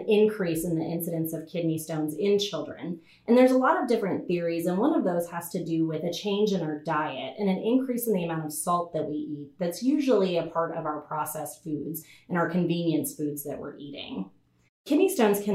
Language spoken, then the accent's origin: English; Little Rock, Arkansas, United States; so I actually grew up in Arkansas. I grew up in Little Rock, and I spent the majority of my life here.